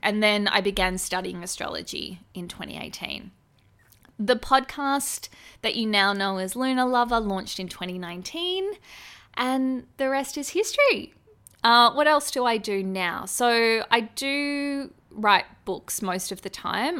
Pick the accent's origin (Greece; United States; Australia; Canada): Australia; as an Australian